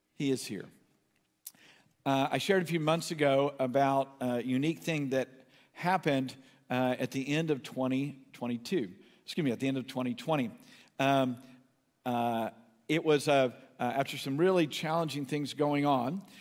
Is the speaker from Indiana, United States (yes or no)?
no; New Haven, Connecticut, United States; the house that I was born in in New Haven, Connecticut